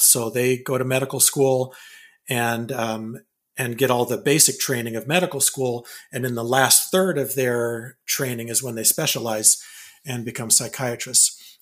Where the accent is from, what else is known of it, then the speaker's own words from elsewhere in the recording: California, United States; moved away as an adult; also born or lived in Provo, Utah / Wyoming / Bay Area / Bakersfield; now in Vancouver, Washington, United States; we moved to California, lived most of my life, uh, or I should say, my uh, up until I was 18 in California